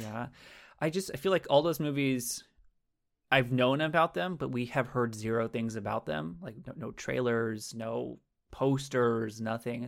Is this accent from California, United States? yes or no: yes; California, United States; I am from the West Coast, uh, California, the greatest state in the nation